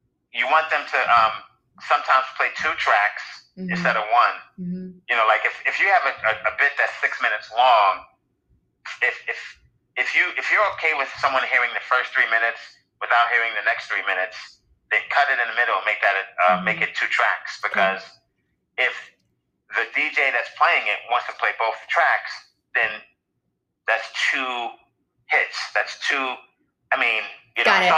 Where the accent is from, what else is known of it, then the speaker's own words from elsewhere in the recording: New York City, New York, United States; growing up in Brooklyn and growing up during like certain drug eras